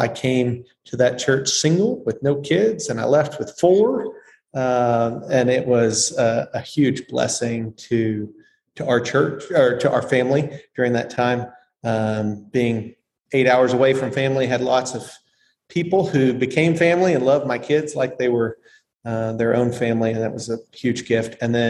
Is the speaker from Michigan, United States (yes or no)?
no; Oklahoma, United States; moved away as an adult; also born or lived in Jackson, Tennessee; now in Nashville, United States; We grew up in Oklahoma. So both sets of families are in different parts of Oklahoma.